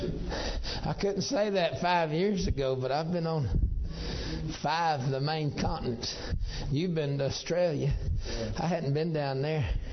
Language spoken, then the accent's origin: English; Missouri, United States; also born or lived in Georgia, United States; When I was a boy, my daddy pastored in Missouri. We're from Georgia. Let me make that clear. But the Lord sent daddy to Missouri. And from age five to age 12, I was a little paper boy